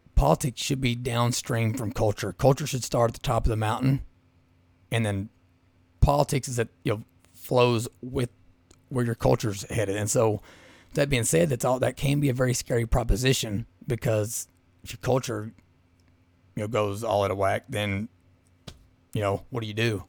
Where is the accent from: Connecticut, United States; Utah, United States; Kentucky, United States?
Kentucky, United States; Southeast; growing up in Southeast Kentucky